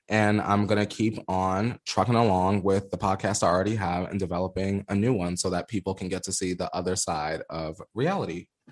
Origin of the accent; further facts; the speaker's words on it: the Poconos, Pennsylvania, United States; also born or lived in New York; now in Los Angeles, United States; I'm from New York, but I grew up in the Poconos where it's a suburb and it's quiet as fuck